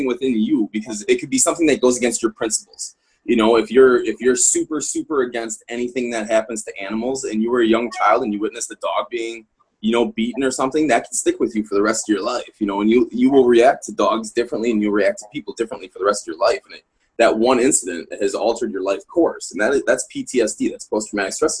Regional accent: Midwest, United States; moved away as an adult; now in Colorado, United States; I'm originally from the Midwest, but I was based at Fort Carson for a long time here in Colorado

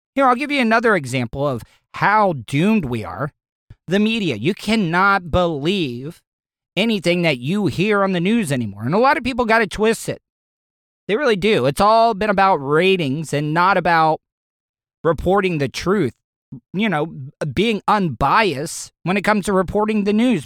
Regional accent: DeLeon Springs, Florida, United States; we don't have a college in DeLeon Springs. We don't even have a goddamn high school in DeLeon Springs.

